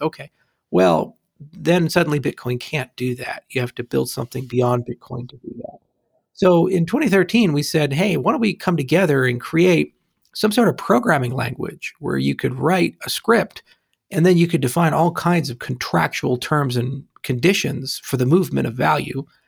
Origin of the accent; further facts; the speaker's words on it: Hawaii, United States; I grew up in Hawaii, so it rained a lot, too.